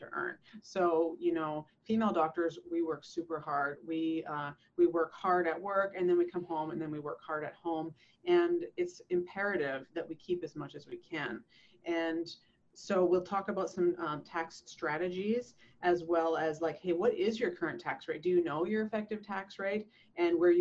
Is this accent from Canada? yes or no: yes; Canada; now in San Diego, United States; I moved from Canada. I'm a Canadian